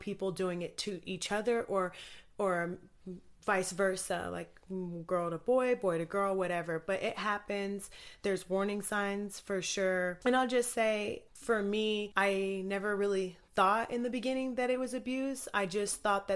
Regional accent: Anchorage, Alaska, United States; I grew up in Anchorage, Alaska

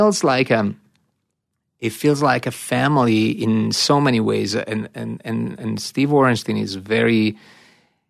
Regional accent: Italy; moved away; growing up in Italy

